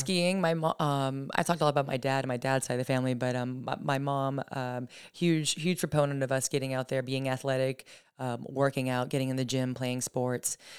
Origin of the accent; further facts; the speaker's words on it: Gilmanton, New Hampshire, United States; also born or lived in North Carolina / Nashville, Tennessee; now in New York, United States; Gilmington, New Hampshire, just outside the Lakes region. Um, yeah, I, uh, born and raised in New Hampshire, Lakes region area